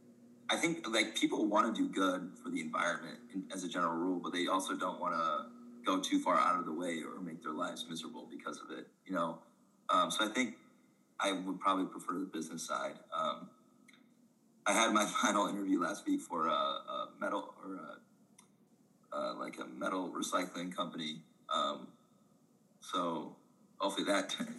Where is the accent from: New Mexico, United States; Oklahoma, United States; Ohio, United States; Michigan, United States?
Michigan, United States; growing up in Michigan for a while